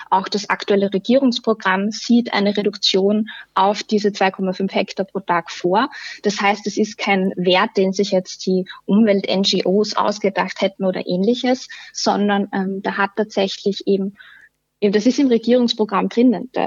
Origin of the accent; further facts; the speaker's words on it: Styria, Austria; Ich bin auch selbst aus der Obersteiermark. Ähm, da ist es äh, fast überall passiert, ähm, dass die Ortskerne aussterben